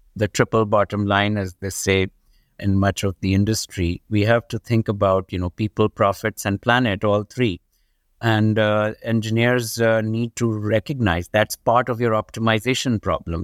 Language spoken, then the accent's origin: English; Pakistan; moved away as an adult; now in United States; I grew up in Pakistan, in a developing country